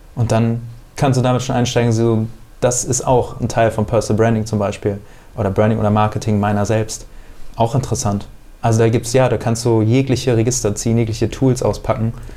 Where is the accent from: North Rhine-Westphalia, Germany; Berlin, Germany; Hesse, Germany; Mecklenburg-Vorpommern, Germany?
Hesse, Germany; Bad Homburg; now in Hamburg, Germany; da, wo ich herkomme aus Bad Homburg